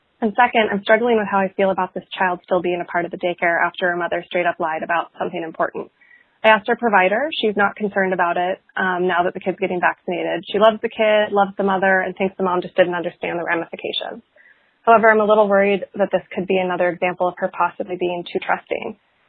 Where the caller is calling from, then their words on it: Portland, United States; calling from Portland